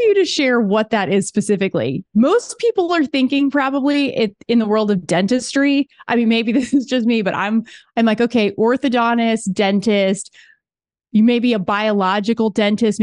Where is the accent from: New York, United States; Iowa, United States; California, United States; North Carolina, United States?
North Carolina, United States; Charlotte; I'm from Charlotte.